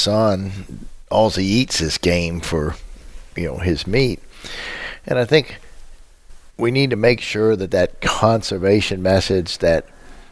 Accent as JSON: {"language": "English", "country": "United States", "said": "as an American"}